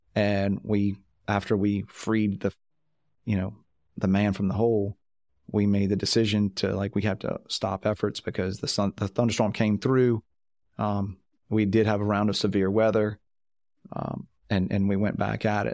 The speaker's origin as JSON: {"language": "English", "region": "Louisiana", "country": "United States", "said": "I'm from Louisiana"}